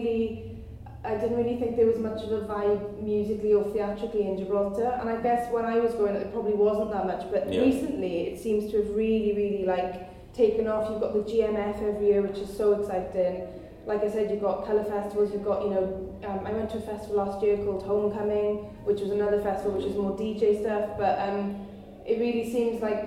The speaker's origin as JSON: {"language": "English", "region": "Wales", "country": "United Kingdom", "said": "I'm Welsh"}